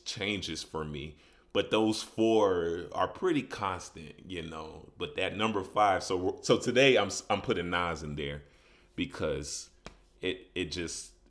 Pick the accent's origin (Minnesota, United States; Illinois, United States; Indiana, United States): Illinois, United States; Chicago; moved away as an adult; also born or lived in Grambling, Louisiana / Las Vegas, Nevada; now in Denver, United States; I'm originally from Chicago